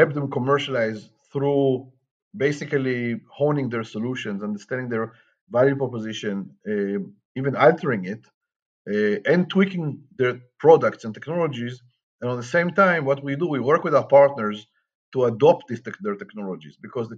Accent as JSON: {"language": "English", "country": "Israel", "tie": "born or raised there", "also_born_or_lived": "Atlanta, Georgia, United States", "moved": "as an adult", "said": "I was born and raised in Israel"}